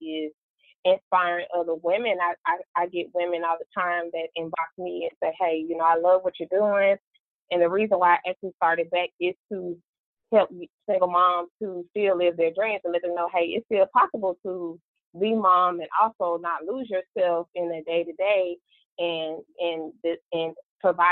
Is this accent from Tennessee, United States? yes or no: yes; Memphis, Tennessee, United States; also born or lived in Georgia; now in Atlanta, United States; I was raised in Memphis, Tennessee, born in Georgia, back in Georgia now.